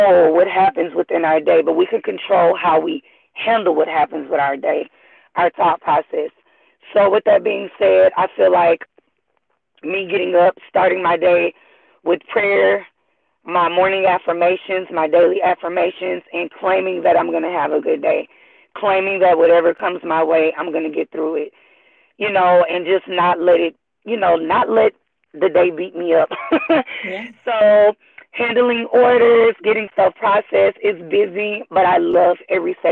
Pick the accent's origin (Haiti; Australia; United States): United States; Houston, Texas; I was born and raised in Houston, Texas, first generation